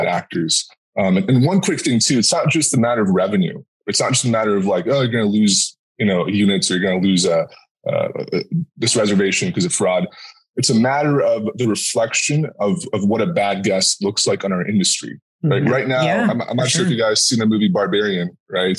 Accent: Arizona, United States; I'm from Arizona

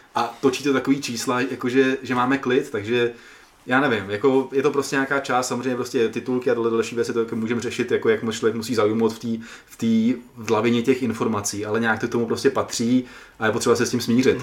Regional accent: Czechia; jsem z České republiky

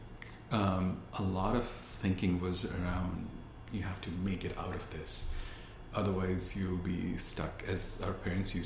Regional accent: India; born or raised there; moved away as an adult

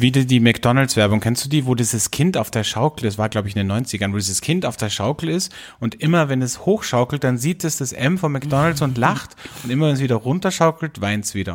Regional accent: Austria; bei uns in Österreich

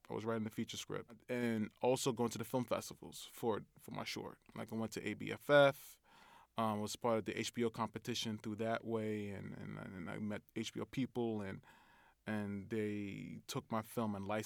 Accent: Brooklyn, New York, United States; I graduated from NYU Graduate Film School, and I'm from the Republic of Brooklyn.

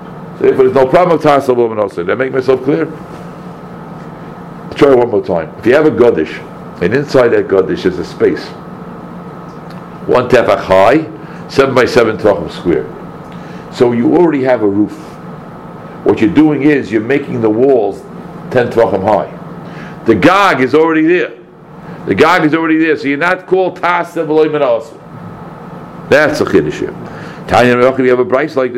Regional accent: Brookline, Massachusetts, United States; we were growing up in Brookline

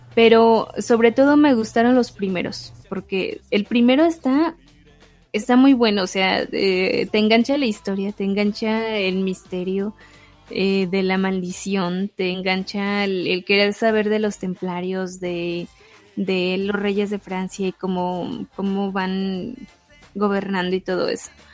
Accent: Mexico; nuestra historia mexicana

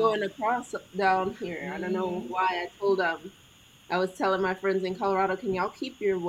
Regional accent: Honduras; now in Tucson, United States; I'm Afro-Honduran.

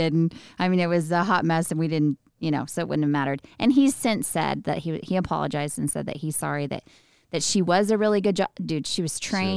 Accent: Midland, Texas, United States; I was born and raised in Midland, where we live now

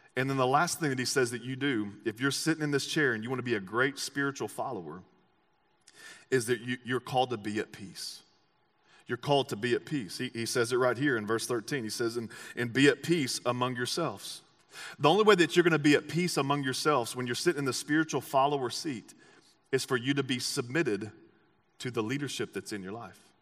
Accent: Texas, United States; I'm an American and I'm from Texas

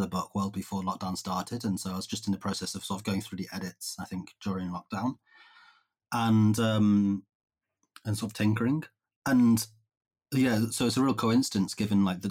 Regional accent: Cumbria, North West England, United Kingdom; I grew up in Cumbria

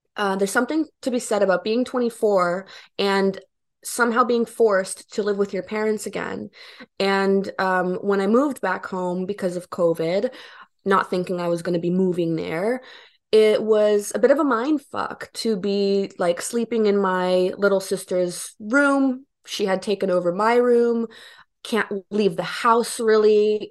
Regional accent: Bentonville, Arkansas, United States; moved away as an adult; also born or lived in Romania / Erie, Pennsylvania; now in New York, United States; I moved to Bentonville when I was ten. Um, I'm originally from Romania. My family and I immigrated to Erie, Pennsylvania when I was four

